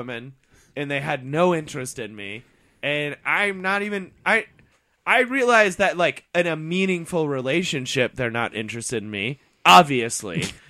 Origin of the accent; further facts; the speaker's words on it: Indiana, United States; I'm from Indiana.